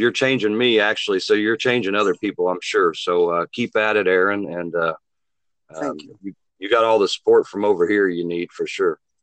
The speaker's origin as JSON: {"language": "English", "town": "Muncie", "region": "Indiana", "country": "United States", "tie": "born or raised there", "moved": "yes", "lives_now": "Wilmington, Illinois, United States", "said": "my hometown, Muncie, Indiana"}